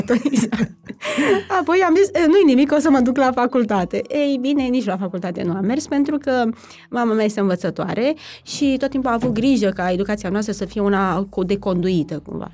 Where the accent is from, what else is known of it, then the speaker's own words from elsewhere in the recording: Romania; now in Bucharest, Romania; eu nu sunt din București de fel, și aveam o prietenă care venea la bunici la țară, de acolo de unde sunt eu